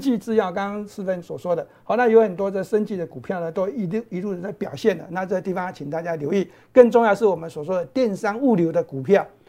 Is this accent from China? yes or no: no; Taiwan; 这个应该我们台湾人比较爱戴口罩